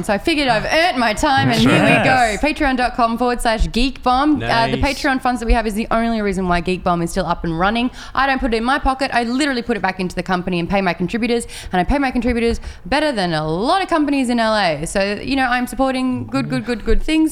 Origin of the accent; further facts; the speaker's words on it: Australia; accent: Australian; I'm Australian and we have Australian accents now